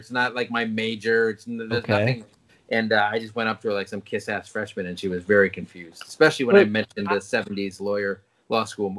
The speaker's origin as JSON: {"language": "English", "region": "England", "country": "United Kingdom", "tie": "born or raised there", "said": "It's like growing up in England, little kids have Orange Robinson."}